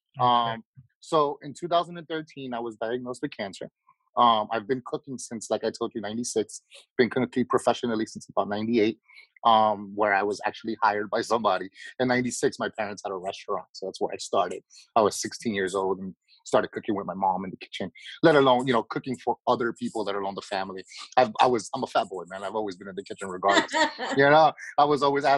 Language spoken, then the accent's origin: English; New York City, New York, United States; I was born and raised in Queens